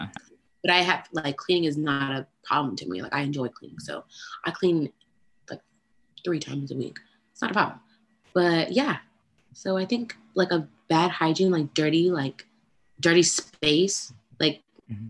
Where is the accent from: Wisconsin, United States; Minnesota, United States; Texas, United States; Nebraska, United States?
Texas, United States; Austin; I am from Austin